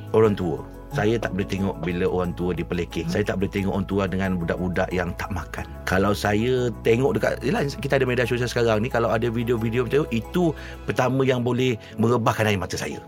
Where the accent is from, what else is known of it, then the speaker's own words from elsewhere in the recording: Johor Bahru, Johor, Malaysia; Saya orang Johor Bahru.